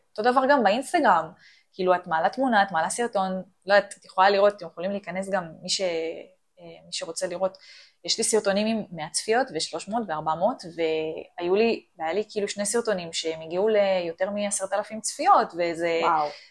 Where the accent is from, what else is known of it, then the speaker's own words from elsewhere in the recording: Ramla, Central District, Israel; אני מרמלה